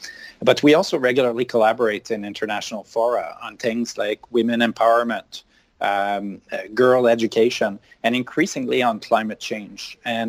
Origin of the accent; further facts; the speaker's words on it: Montreal, Quebec, Canada; Oh, well, so I'm from Montreal.